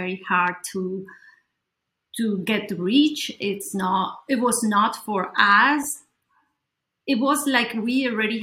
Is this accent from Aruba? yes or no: no; Colombia; I grew up in Colombia